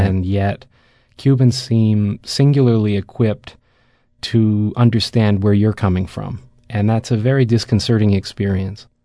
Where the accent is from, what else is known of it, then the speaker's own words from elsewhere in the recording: Canada; I come from Canada